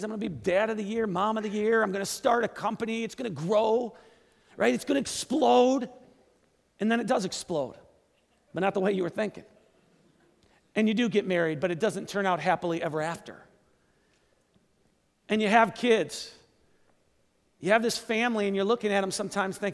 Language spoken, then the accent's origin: English; Kenosha, Wisconsin, United States; also born or lived in Seattle; moved back to my hometown to start a church in my hometown. Great Lakes Church